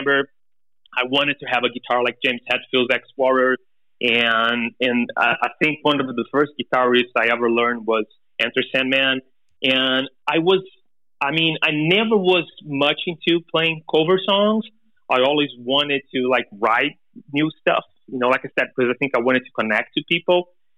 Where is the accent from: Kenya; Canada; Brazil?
Brazil; English is a second language; we are a band from Brazil. My family is from Holland. And so I've been always, like, in between Europe and Brazil.